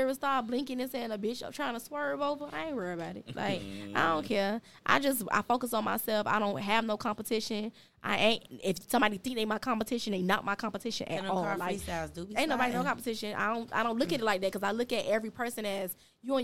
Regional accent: Opa-locka, Florida, United States; also born or lived in Pork & Beans projects, Miami; I was born and raised in Opa-locka.

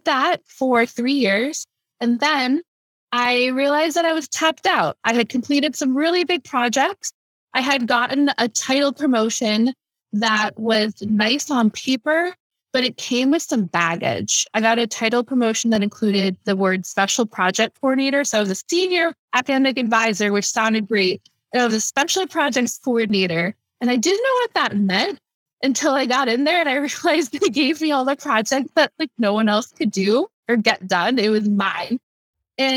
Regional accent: Pittsburgh, Pennsylvania, United States; moved away; I got offered a job at Carnegie Mellon University, which is my hometown, Pittsburgh

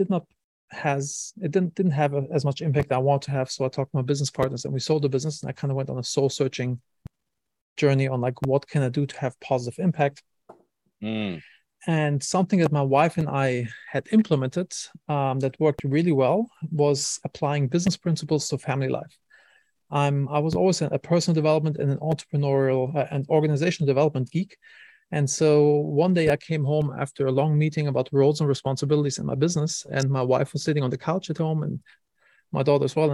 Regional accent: Wiesbaden, Hesse, Germany; moved away; I'm from Germany originally.

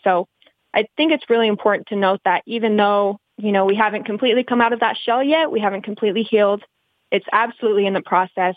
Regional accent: Colorado City, Arizona, United States; I grew up in Short Creek on and off, but I've been back for about seven years now.

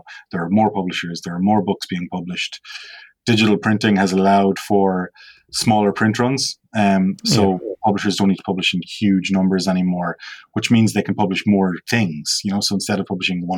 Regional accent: Ireland; as a child, particularly growing up on the West Coast

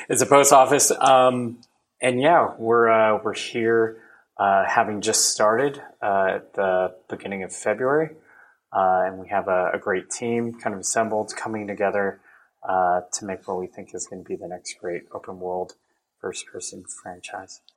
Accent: Orange County, California, United States; I grew up in Orange County

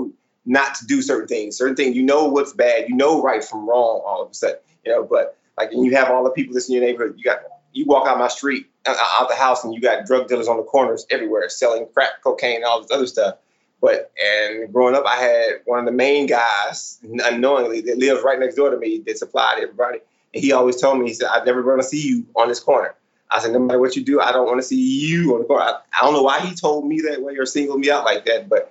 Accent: McNair, Texas, United States; now in Florida, United States; originally I am from Houston, Texas, right outside, east side of Houston, Texas, in a little city called McNair, Texas

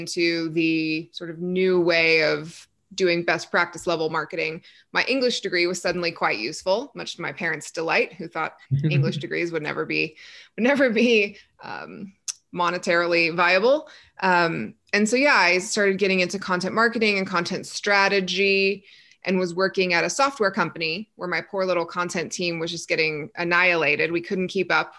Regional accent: Texas, United States; now in Colorado, United States; I grew up in Texas where we had zero mountains, and now I live within eyeshot of the mountains

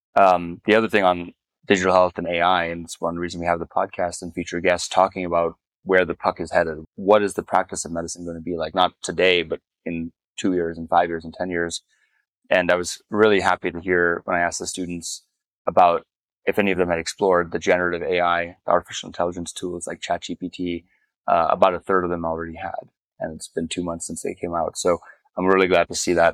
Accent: Namibia; moved away; I was born in Namibia. I returned to Namibia six years ago after 25 years of not having been back

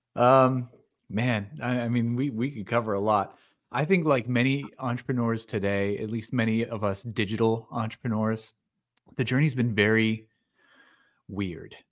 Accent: Pennsylvania, United States; moved away as an adult; also born or lived in California; I was born and raised in small town Pennsylvania

